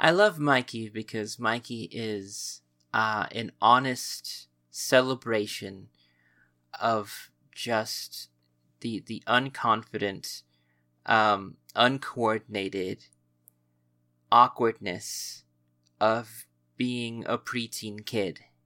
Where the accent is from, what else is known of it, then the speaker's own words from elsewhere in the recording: United States; we are American